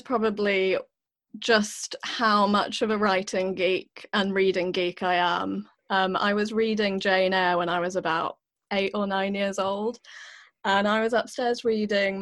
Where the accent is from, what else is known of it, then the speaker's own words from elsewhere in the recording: United Kingdom; moved away as an adult; I am a Brit